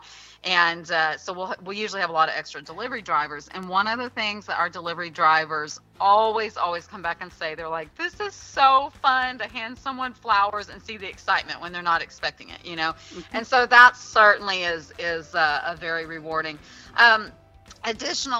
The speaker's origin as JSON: {"language": "English", "town": "Pleasanton", "region": "Texas", "country": "United States", "tie": "born or raised there", "said": "I actually grew up in Pleasanton"}